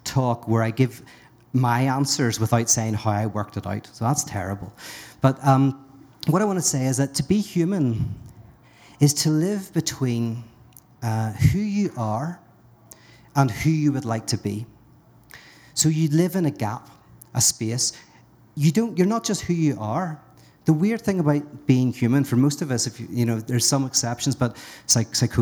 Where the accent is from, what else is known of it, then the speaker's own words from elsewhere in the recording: Northern Ireland, United Kingdom; I'm from Northern Ireland